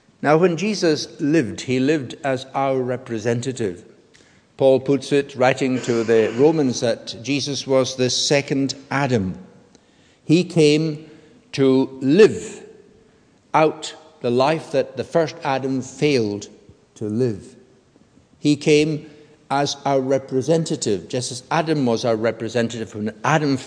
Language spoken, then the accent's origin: English; United Kingdom; all of us who are British citizens